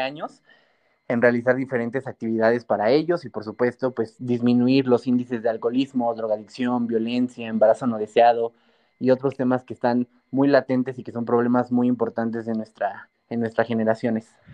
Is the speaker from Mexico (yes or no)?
yes; Mexico; also born or lived in Pachuca, Hidalgo; todavía no estamos preparados como cultura mexicana, como población de México